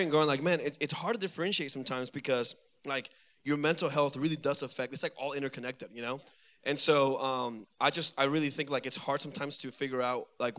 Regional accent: Venezuela; moved away; I am from Venezuela, and I'm married.

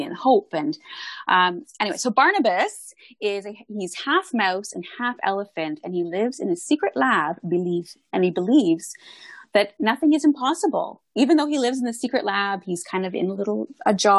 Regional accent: Canada; I'm Canadian

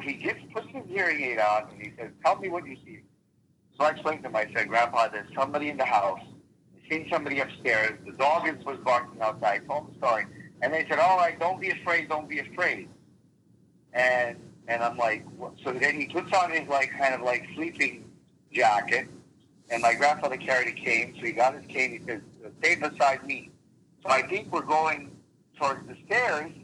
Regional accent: New Jersey, United States; English is a second language; moved away as an adult; also born or lived in Lake George, New York / Eastern Europe; now in Connecticut, United States; we lived primarily in New Jersey

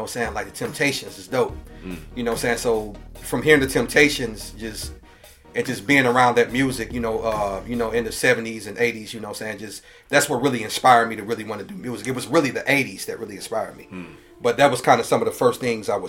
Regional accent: St. Louis, Missouri, United States; I'm originally from St. Louis, Missouri, born and raised

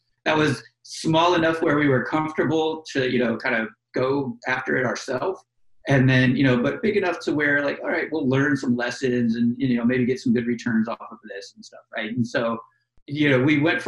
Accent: Florida, United States; now in Washington, D.C., United States; I'm originally from Florida and I live near Orlando.

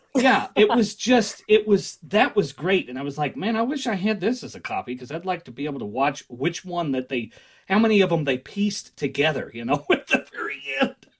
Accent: Kentucky, United States; I'm from Kentucky

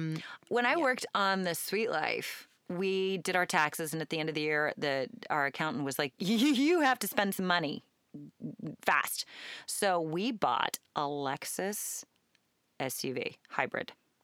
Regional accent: Portland, Oregon, United States; I grew up in Southeast

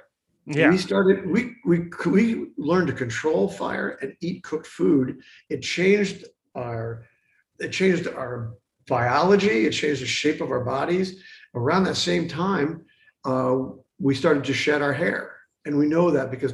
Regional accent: United States; I'm an American and that's our story

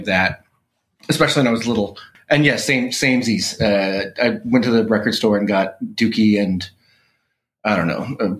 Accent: Dallas, Texas, United States; So, you know, we're both from Texas. I'm from Dallas.

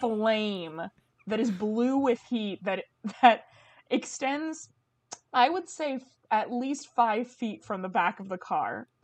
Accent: Bay Area, California, United States; growing up in the Bay Area

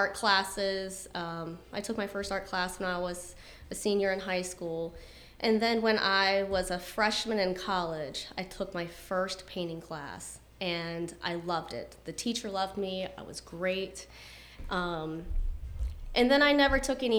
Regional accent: Ashland, Virginia, United States; I grew up in the Ashland area, just right on the other side of the 95 exit, and went to high school at Patrick Henry

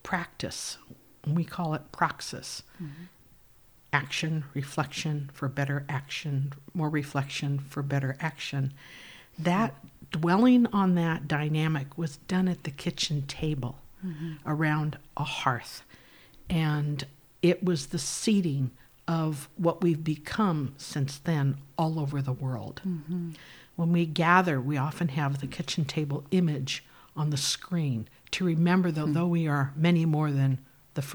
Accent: Anaheim, California, United States; also born or lived in Fullerton, California; my early years, first 13 years, were I was raised in Anaheim, California

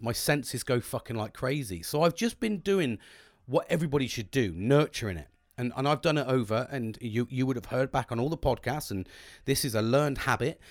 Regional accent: United Kingdom; British, cup of teas all the time

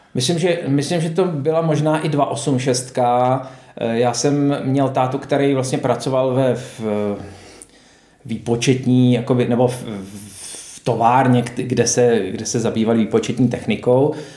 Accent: Prague, Czechia; jsem jezdil z Vršovic do Hostivaře k eh, dědovi a babičce

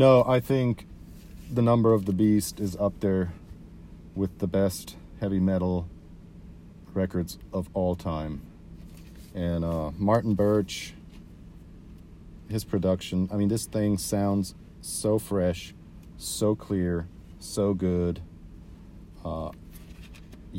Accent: Switzerland; I grew up in Switzerland.

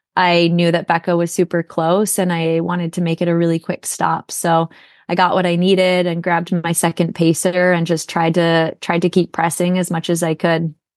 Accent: Minnesota, United States; now in Portland, United States; I'm actually originally from Minnesota, so I'm used to the snow

